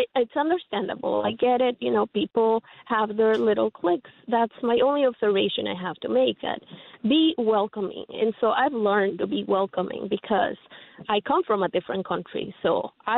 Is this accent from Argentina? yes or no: no; Ecuador; now in Homer Glen, United States; I come from Ecuador